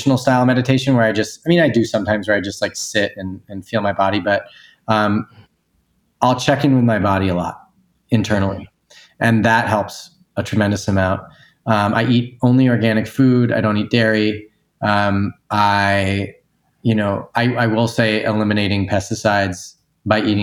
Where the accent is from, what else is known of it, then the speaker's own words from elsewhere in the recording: Newton, Massachusetts, United States; moved away as an adult; my hometown, Newton, Massachusetts